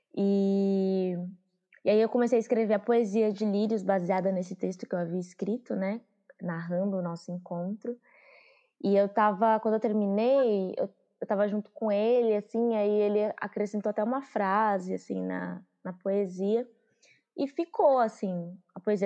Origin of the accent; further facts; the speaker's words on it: São Paulo, Brazil; also born or lived in Juazeiro, Bahia / Curaçá, Bahia / Santo André; sou, sou da Bahia, de Juazeiro, radicada aqui em São Paulo. Vim para cá quando eu tinha 5 anos de idade, com a minha mãe.